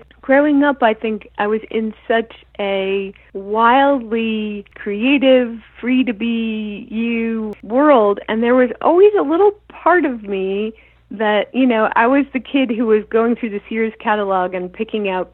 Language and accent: English; Albuquerque, New Mexico, United States; moved away as an adult; also born or lived in Los Angeles; I grew up in Tinkertown